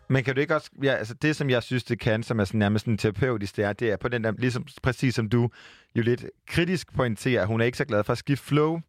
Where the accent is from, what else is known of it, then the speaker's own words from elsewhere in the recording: Jutland, Denmark; also born or lived in Copenhagen; jeg er fra Jylland